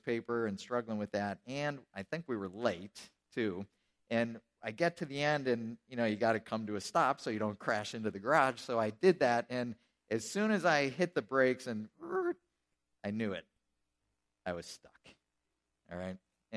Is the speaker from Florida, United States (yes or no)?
no; Colesville, New York, United States; moved away; I grew up outside of Buffalo